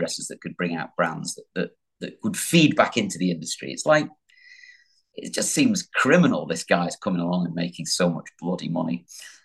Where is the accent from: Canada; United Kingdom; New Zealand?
United Kingdom; the North, England; I'm from the North.